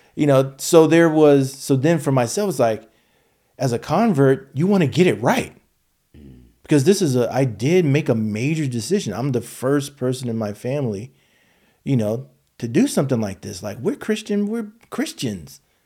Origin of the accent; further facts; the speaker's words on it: United States; Black American, you know, and descendant of, you know, slaves